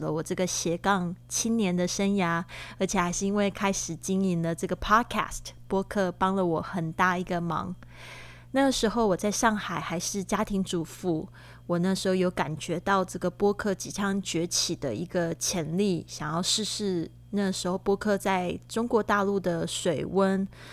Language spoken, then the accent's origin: Chinese; Taiwan; moved away as an adult; also born or lived in Shanghai; now in Barcelona, Spain; 我是来自台湾